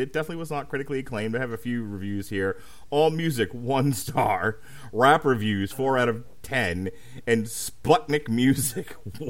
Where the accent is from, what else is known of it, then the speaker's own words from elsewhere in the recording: Ohio, United States; that seems like a fun thing I never thought I would do growing up in Ohio.